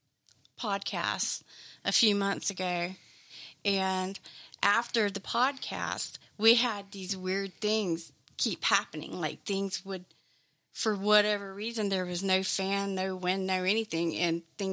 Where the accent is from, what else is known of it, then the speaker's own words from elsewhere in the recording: Savannah, Georgia, United States; moved away; I'm from Savannah, Georgia